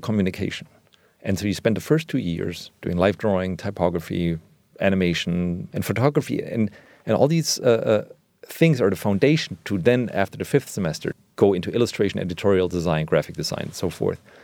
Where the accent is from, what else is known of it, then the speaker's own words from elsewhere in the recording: Germany; now in Berlin, Germany; I grew up in West Germany